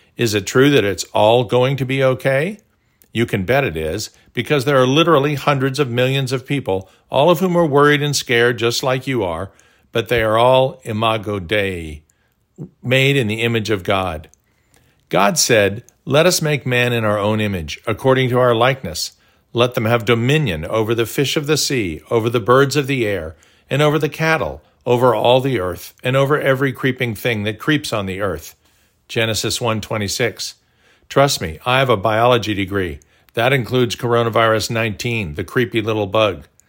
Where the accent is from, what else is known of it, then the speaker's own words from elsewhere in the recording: Tulsa, Oklahoma, United States; our brick walls growing up in Tulsa.